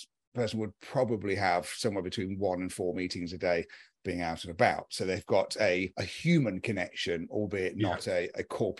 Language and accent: English; United Kingdom; I'm a Brit.